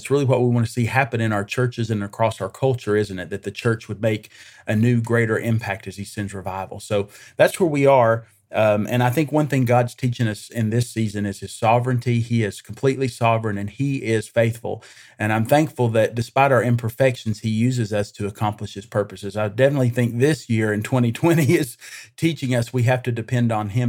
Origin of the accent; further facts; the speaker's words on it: Greeneville, Tennessee, United States; I am originally from Eastern Tennessee. I actually grew up in Greenville, Tennessee, just northeast of Gatlinburg there near the North Carolina border